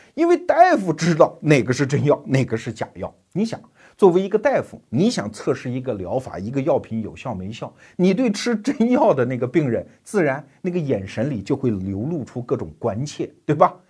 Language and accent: Chinese; China; 我们中国人